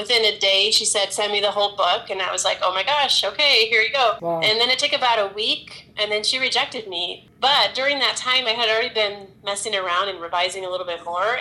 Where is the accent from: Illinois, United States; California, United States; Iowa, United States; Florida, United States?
California, United States; Growing up in California